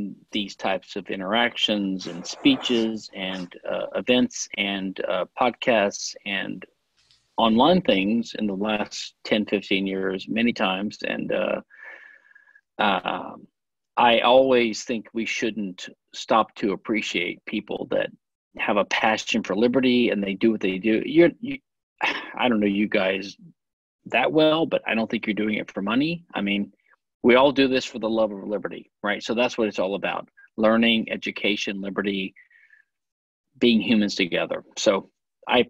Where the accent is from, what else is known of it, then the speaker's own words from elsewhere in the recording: Louisiana, United States; also born or lived in Pennsylvania / Philadelphia / London; now in Houston, United States; I was born in Louisiana. I live in Texas